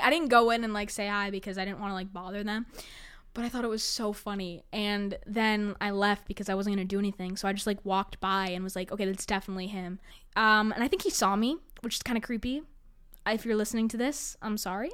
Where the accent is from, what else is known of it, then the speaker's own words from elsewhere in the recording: New York City, New York, United States; I was born on the Upper West Side